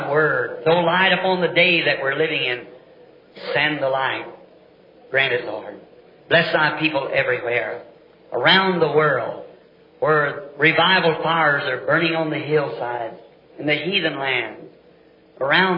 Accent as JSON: {"language": "English", "region": "the South", "country": "United States", "said": "I'm a Southerner"}